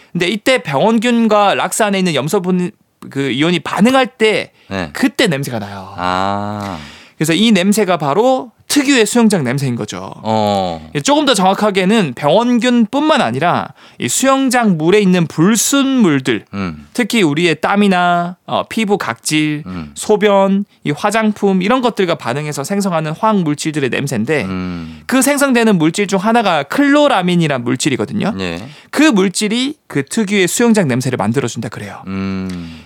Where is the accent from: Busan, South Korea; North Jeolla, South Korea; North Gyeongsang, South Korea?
Busan, South Korea; moved away; 제 고향이 또 부산이기도 하고.